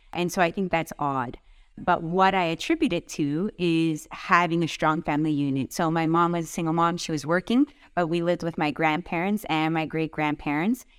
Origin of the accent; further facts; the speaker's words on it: Vaughan, Ontario, Canada; I grew up in Vaughan.